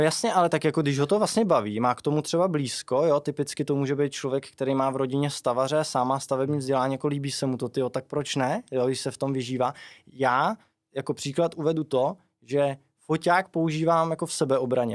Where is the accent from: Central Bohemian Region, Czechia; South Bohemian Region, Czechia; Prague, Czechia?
South Bohemian Region, Czechia; Chyšky; pocházím eh, z Chyšek u Milevska